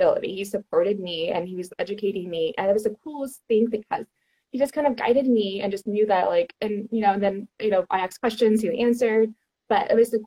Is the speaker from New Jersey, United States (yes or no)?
no; Houston, Texas, United States; I'm from Houston, Texas